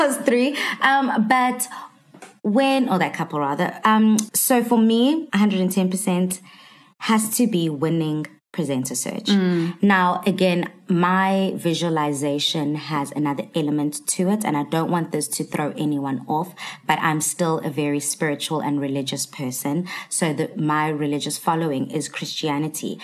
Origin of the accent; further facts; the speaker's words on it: Durban, KwaZulu-Natal, South Africa; born and bred in Durban